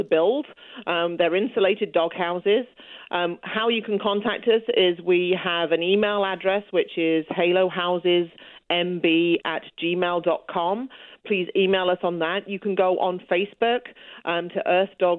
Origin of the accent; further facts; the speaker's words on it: England, United Kingdom; accent: British; now in Manitoba, Canada; I'm originally from England. We moved out here about 11 years ago with my family